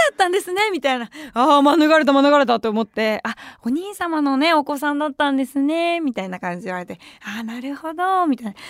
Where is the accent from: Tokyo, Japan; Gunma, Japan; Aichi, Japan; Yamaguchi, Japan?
Tokyo, Japan; 私もさもともと東京下町出身